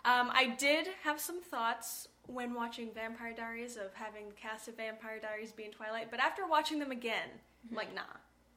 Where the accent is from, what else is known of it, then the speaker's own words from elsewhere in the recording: Utah, United States; I am from Utah. I am not a Mormon.